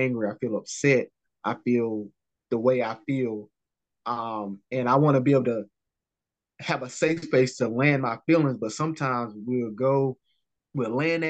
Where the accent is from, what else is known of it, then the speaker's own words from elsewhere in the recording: North Carolina, United States; I'm from North Carolina